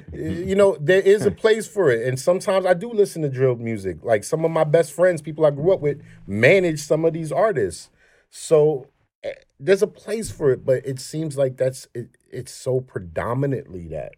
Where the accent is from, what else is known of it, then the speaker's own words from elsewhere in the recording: Flatbush, New York, United States; moved away; I'm from Flatbush, right? And I just moved from Flatbush not too long ago. And during the pandemic, I seen this shit starting to revert back to the way shit was when I was growing up.